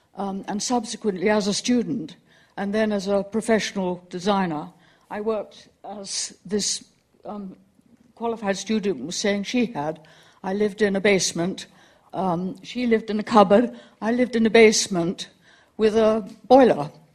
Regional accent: London, United Kingdom; I come from Greenwich

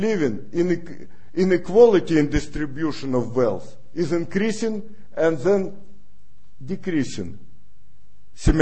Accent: Russia; moved away as an adult; now in United States; I was born in Russia. Second of all, I was raised in the place of Gulag

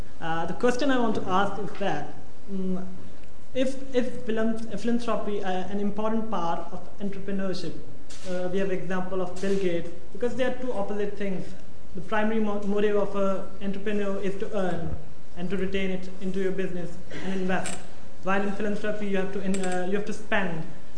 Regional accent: Pakistan; now in London, United Kingdom; Actually, I'm from Pakistan.

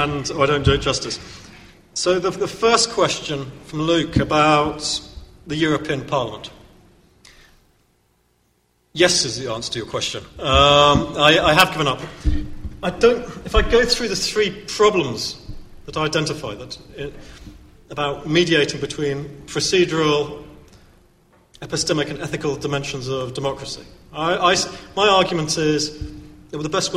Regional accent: United Kingdom; I'm still comfortable with being British.

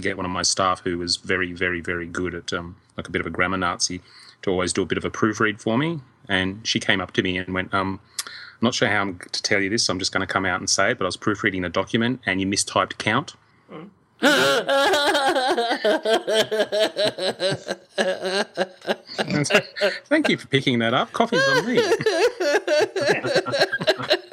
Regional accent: Australia; As an Australian

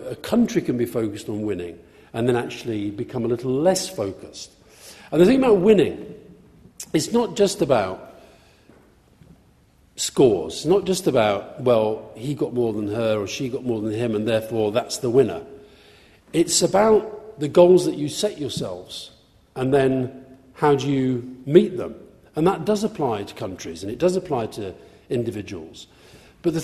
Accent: Yorkshire and the Humber, United Kingdom; I grew up in Yorkshire. I was born in Yorkshire to Scottish parents.

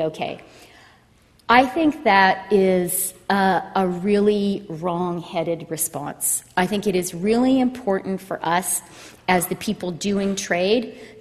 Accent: Canada; first language Ukrainian; I was born in Canada, but I grew up speaking Ukrainian.

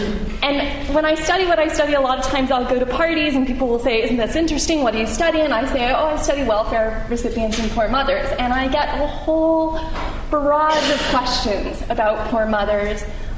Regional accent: United States; accent: American; now in London, United Kingdom; if you can tell from my accent, I'm American.

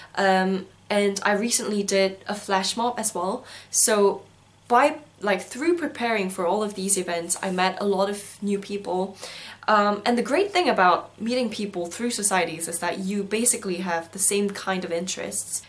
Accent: South Korea; also born or lived in Singapore; now in London, United Kingdom; I come from South Korea

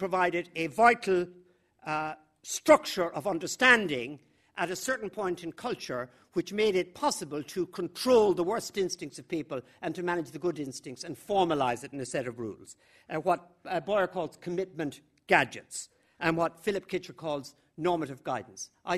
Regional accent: the middle of Ireland, Midlands, Ireland; I grew up in the middle of Ireland

